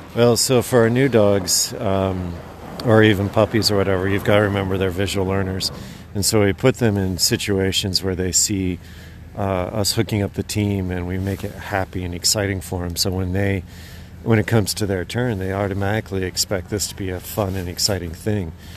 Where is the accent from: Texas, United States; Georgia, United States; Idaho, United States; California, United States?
Idaho, United States; moved away as an adult; also born or lived in Alaska; now in Willow, Alaska, United States; I grew up in Idaho, and then my wife and I moved up here to Alaska about 15, 16 years ago